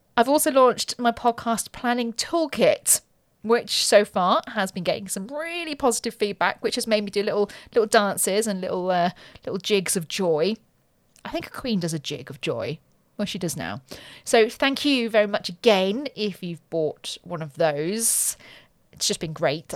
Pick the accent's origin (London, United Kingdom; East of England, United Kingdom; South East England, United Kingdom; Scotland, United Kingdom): South East England, United Kingdom; Ascot; also born or lived in Windsor; I was born in Ascot, lived on a council estate